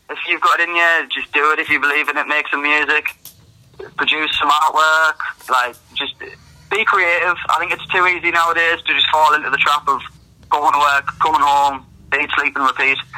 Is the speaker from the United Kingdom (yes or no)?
yes; near Newcastle, North East England, United Kingdom; from up north. Uh, I don't know if you've heard of Newcastle.